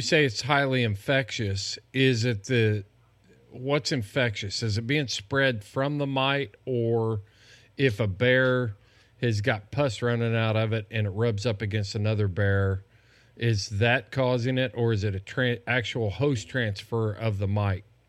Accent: Indiana, United States; moved away; I'm, I'm from Indiana

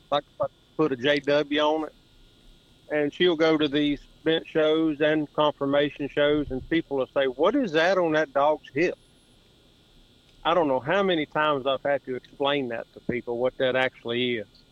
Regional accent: Madison, Virginia, United States; 45 years old, uh, born and raised in Madison, Virginia.

